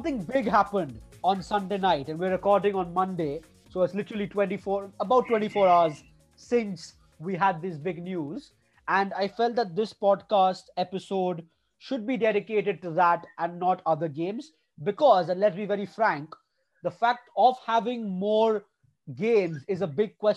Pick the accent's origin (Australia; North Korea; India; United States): India; We are three fans from India who have grown up watching our teams play football.